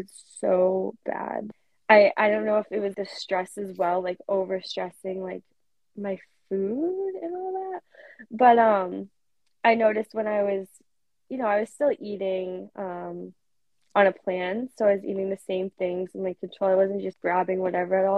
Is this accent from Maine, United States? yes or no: yes; Central Maine, United States; Where I'm from Central Maine, we don't have a lot of gyms